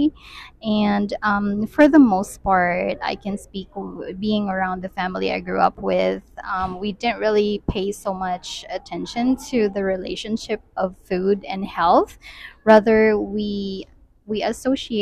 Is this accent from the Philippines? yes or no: yes; Philippines; moved away; I grew up in the Philippines